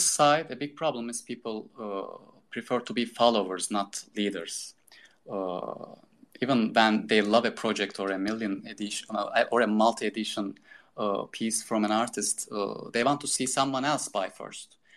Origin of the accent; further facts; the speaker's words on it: Turkey; also born or lived in Istanbul, Turkey / Boston, United States; I decided to move back to my hometown